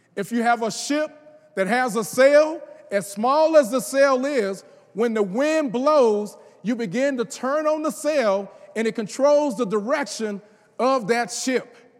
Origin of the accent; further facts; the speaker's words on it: the South, United States; I'm from the South